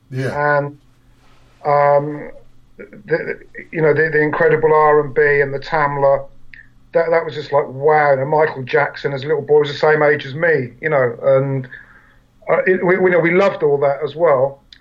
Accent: England, United Kingdom; the lucky thing about England was we uh, we still have an extremely multiracial society here.

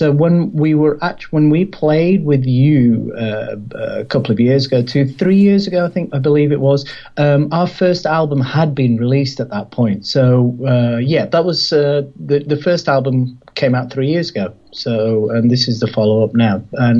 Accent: India; because I'm Indian, that's my background, I'm a Hindu.

